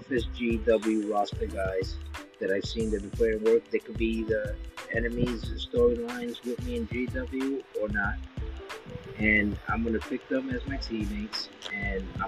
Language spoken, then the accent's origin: English; New York, United States; I'm from New York too